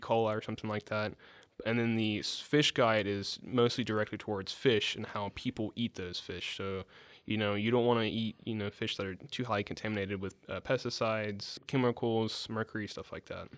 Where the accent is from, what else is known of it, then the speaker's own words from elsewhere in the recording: Dale County, Alabama, United States; I'm from Dell County, Alabama, a small town outside of Dothan.